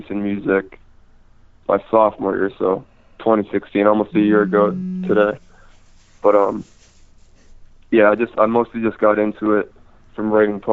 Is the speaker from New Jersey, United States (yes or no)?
no; Maryland, United States; moved away as an adult; now in Columbus, United States; I am from Maryland, but I move out here to go to school